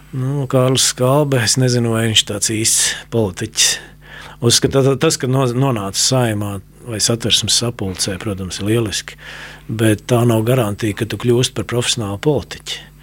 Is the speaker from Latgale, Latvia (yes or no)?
no; Riga, Latvia; es nāku no Grīziņkalna, tāds ievērojams Rīgas rajonā